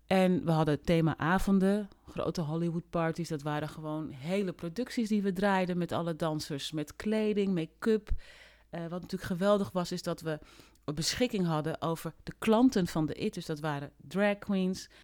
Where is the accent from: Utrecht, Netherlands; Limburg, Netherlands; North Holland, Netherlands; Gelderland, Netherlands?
North Holland, Netherlands; Amsterdam / Hoorn; also born or lived in Paramaribo, Suriname; ik ben geboren in Paramaribo in 1971. Eh, met mijn ouders in 1972 naar Nederland gekomen. En toen heb ik de eerste jaren van mijn leven in Amsterdam gewoond.